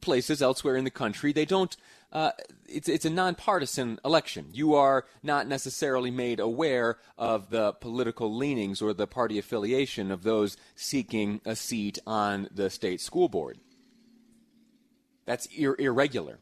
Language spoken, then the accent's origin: English; upstate New York, United States; now in Utah, United States; I have a map of my hometown. Little town in upstate New York. I did some growing up there